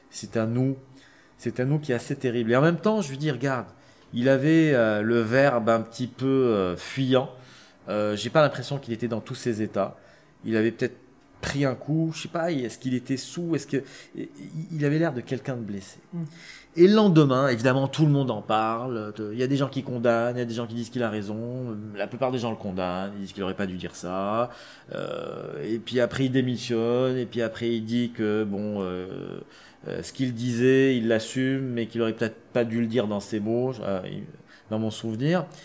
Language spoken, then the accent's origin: French; Algeria; moi, je suis algérien, issu d'une guerre.